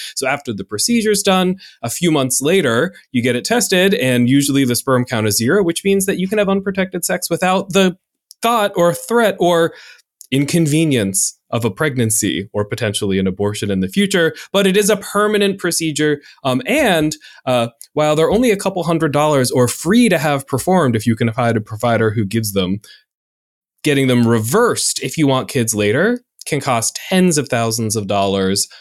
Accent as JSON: {"language": "English", "region": "North Carolina", "country": "United States", "said": "I am from North Carolina, where y'all is constantly"}